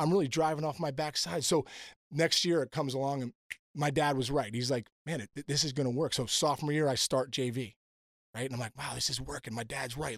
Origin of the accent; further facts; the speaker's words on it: Pittsburgh, Pennsylvania, United States; also born or lived in New Jersey; growing up in Pittsburgh